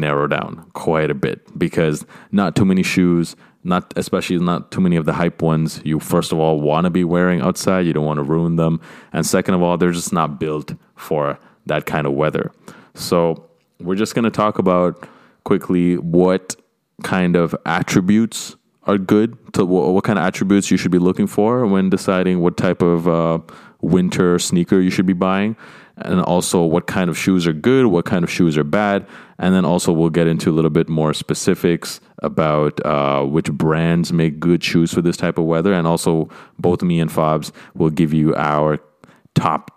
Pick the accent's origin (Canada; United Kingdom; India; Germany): Canada; my home country of Canada